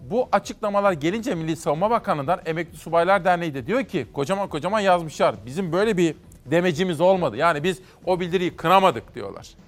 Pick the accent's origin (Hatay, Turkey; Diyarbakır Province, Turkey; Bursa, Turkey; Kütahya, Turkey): Kütahya, Turkey; Simav; Doğup büyüdüm Simav'da.